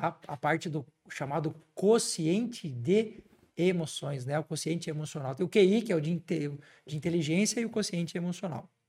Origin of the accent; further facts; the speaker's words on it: Santa Catarina, Brazil; lá na minha terra, em Santa Catarina